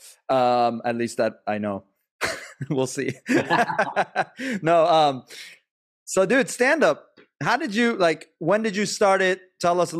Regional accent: Montgomery County, Maryland, United States; now in Sacramento, United States; I was raised in Montgomery County

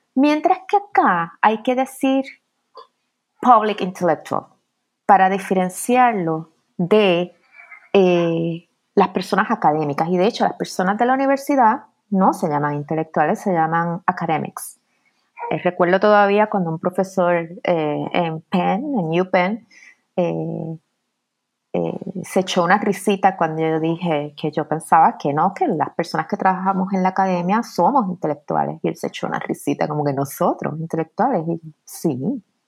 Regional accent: Puerto Rico; moved away as an adult; also born or lived in New York; now in United States; regresé a Puerto Rico, me crié en Puerto Rico, estudié en Puerto Rico

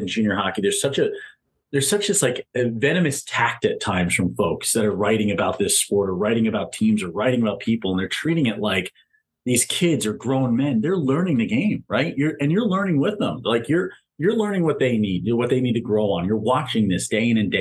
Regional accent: Southern New Jersey, United States; I grew up Southern New Jersey

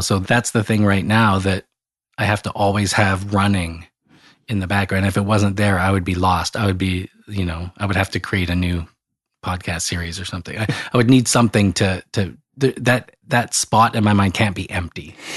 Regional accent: Calgary, Alberta, Canada; where I grew up in Calgary, Alberta, Canada.

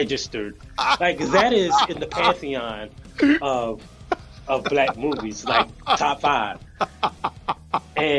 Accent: South Carolina, United States; I am from South Carolina

